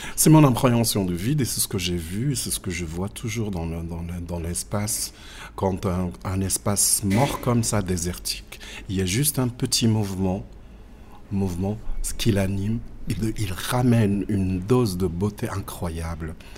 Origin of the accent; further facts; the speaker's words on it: Agadir, Souss-Massa, Morocco; also born or lived in Akka; je suis né à Aka. Euh, vite fait, j'ai vu mes parents immigrer partir encore dans le sud, mais cette fois-ci dans la ville. C'était à, à Agadir, où j'ai passé ma petite enfance